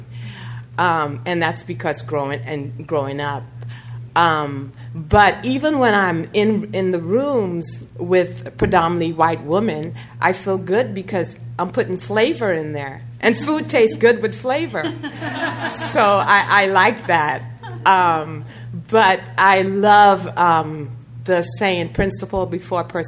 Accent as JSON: {"language": "English", "town": "New York City", "region": "New York", "country": "United States", "tie": "born or raised there", "also_born_or_lived": "Trinidad and Tobago", "moved": "as an adult", "lives_now": "Sacramento, United States", "said": "I grew up in New York City"}